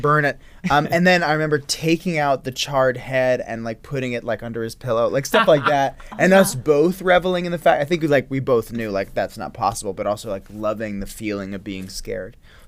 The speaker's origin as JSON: {"language": "English", "town": "Woodstock", "region": "New York", "country": "United States", "tie": "born or raised there", "said": "I grew up in Woodstock, New York"}